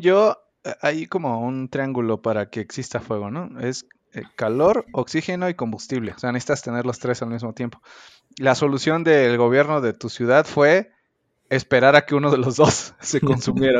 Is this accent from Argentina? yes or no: no; Mexico; como buena persona responsable mexicana que soy